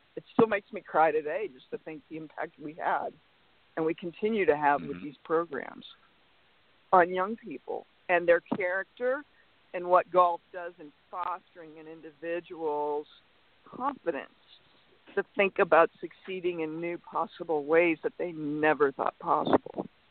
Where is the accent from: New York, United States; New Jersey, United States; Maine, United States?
Maine, United States; Portland; now in California, United States; I grew up in Portland, Maine